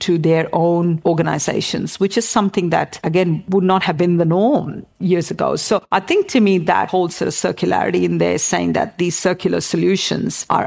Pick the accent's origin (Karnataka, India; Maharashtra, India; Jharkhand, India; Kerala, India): Maharashtra, India; Mumbai; now in Australia; I grew up in Mumbai.